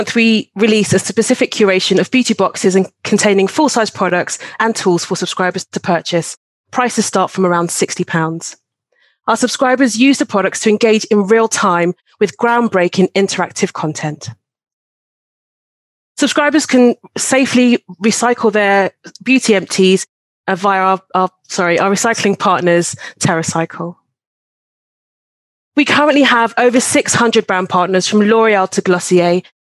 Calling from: London, United Kingdom; I'm calling from London, UK.

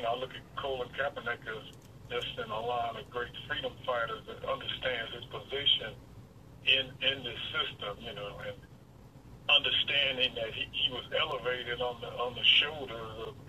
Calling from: Detroit, Michigan, United States; Okay, I'm calling from Westside, Detroit.

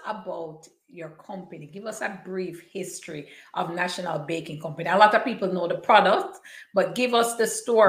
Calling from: Toronto, Ontario, Canada; because you guys know I'm tuning in from Toronto, the 6th. So always happy to see fellow Canadians here.

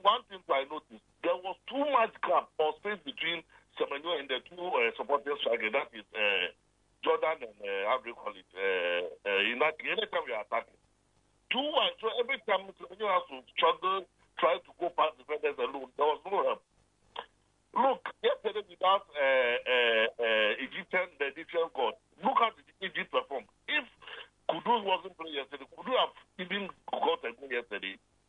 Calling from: Ashaiman, Greater Accra, Ghana; from Ashaiman.

